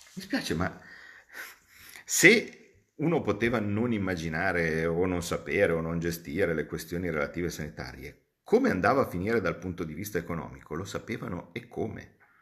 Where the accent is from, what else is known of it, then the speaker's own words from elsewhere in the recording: Como, Lombardy, Italy; io vengo da Como